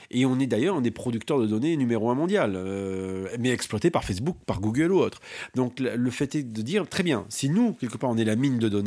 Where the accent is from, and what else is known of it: France